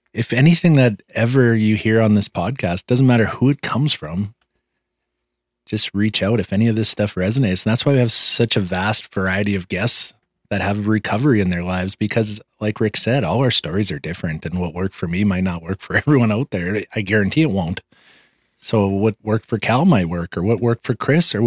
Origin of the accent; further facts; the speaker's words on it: Canada; We used to leave my hometown. We'd be driving to Saskatoon, so a three-hour drive